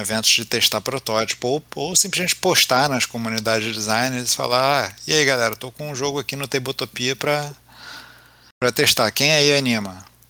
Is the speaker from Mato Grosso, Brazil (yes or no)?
no; Rio de Janeiro, Brazil; sou carioca, vascaíno